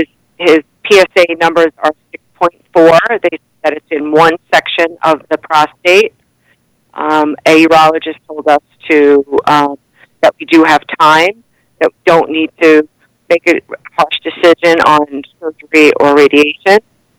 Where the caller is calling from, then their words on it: Northport, New York, United States; Northport, Long Island.